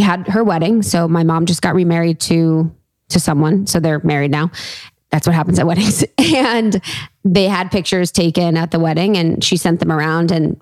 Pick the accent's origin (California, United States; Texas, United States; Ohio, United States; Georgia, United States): Ohio, United States; outside of Cincinnati; moved away; my hometown outside of Cincinnati